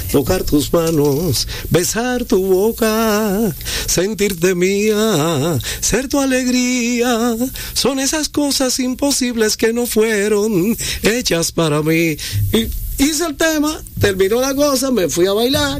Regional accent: Hato Mayor del Rey, Hato Mayor, Dominican Republic; Soy de Atomayor, de la ciudad cítrica, el centro del este.

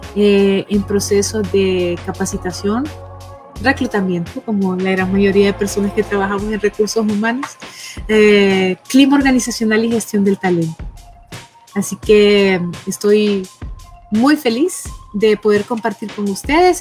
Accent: Honduras; yo soy hondureña

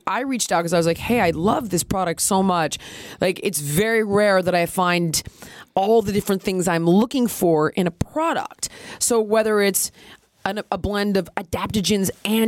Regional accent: Los Angeles, California, United States; born and raised in Los Angeles like myself

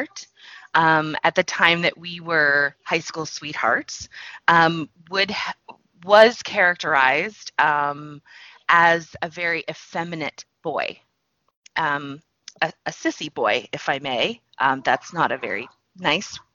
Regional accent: Texas, United States; I grew up in Texas in the U.S.

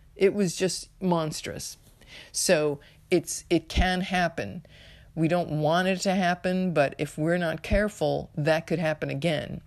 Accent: United States; U S of A, my home country

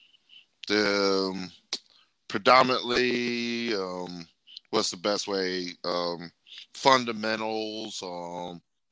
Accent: the Dirty South, United States; I grew up in the Dirty South

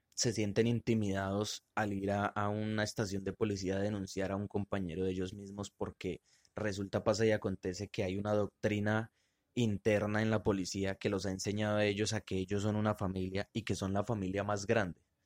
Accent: Colombia; somos colombianos

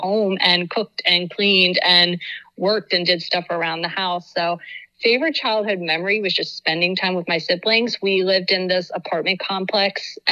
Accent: Reading, Pennsylvania, United States; also born or lived in Homestead, Florida; I grew up in Reading, Pennsylvania. So yeah, pretty much inner city Reading most of my life.

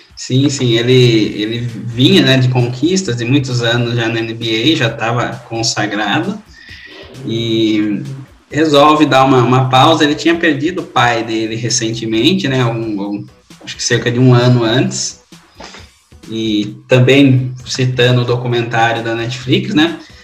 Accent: Brazil; A gente como brasileiro

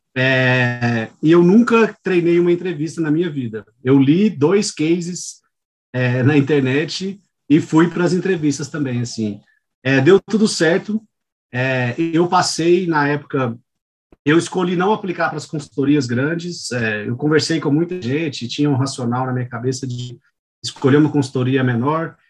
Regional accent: Goiânia, Goiás, Brazil; moved away as an adult; now in São Paulo, Brazil; Eu sou natural de Goiânia, é, eu nasci e fui criado em Goiânia

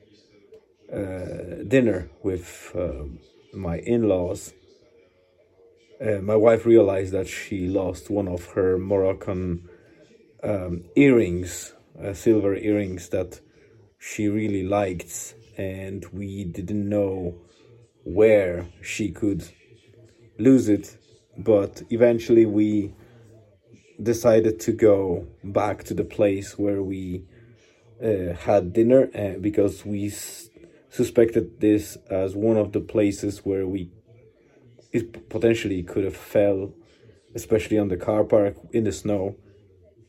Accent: Poland; moved away; we'll be traveling to my parents and my hometown

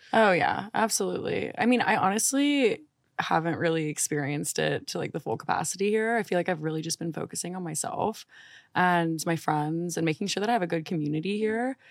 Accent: New Orleans, Louisiana, United States; moved away; I'm from New Orleans

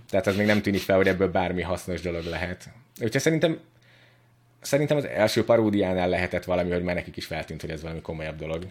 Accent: Budapest, Hungary; szóval ugye budapesti vagyok, meg úgy nagyon izé be voltam ide szűkülve

